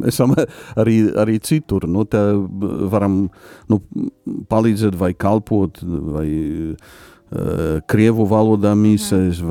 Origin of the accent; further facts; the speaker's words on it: Poland; Latvian is a second language; moved away as an adult; also born or lived in Vatican City; now in Latvia; es esmu polis